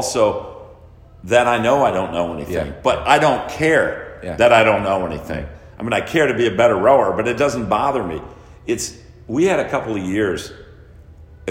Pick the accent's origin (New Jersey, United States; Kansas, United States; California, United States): California, United States; moved away as an adult; also born or lived in Texas; now in Madison, United States; I was from California